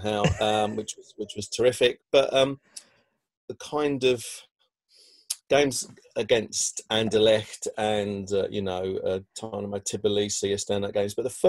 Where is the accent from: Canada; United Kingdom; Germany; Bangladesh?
United Kingdom; London; You know, I grew up in South East London, so really it should be Charlton or, you know, the other M-word team.